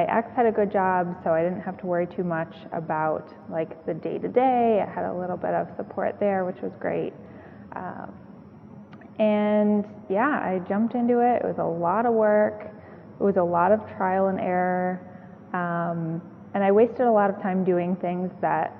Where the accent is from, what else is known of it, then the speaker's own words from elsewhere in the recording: outside Detroit, Michigan, United States; moved away as an adult; also born or lived in Watertown, Massachusetts; I'm originally from Michigan, outside Detroit